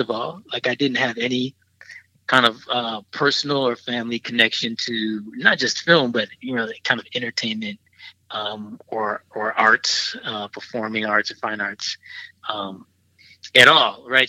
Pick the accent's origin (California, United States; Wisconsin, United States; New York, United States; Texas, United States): Wisconsin, United States; Milwaukee; moved away as an adult; now in Chicago, United States; in Milwaukee, went to Milwaukee public schools